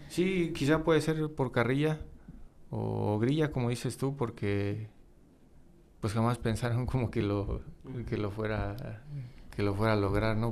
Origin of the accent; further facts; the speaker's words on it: Romita, Guanajuato, Mexico; yo, yo, soy, soy de Romita